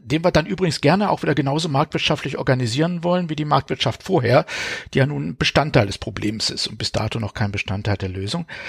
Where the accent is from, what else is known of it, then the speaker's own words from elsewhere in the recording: Baden-Württemberg, Germany; ich selber bin aufgewachsen in Sichtweise. Aus, von meinem Kinderzimmer aus konnte ich das AKW Neckar-Westheim sehen